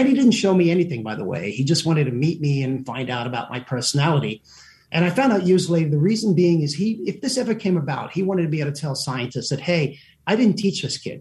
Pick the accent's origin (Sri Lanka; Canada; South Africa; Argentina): South Africa; moved away; also born or lived in England; We immigrated to South Africa.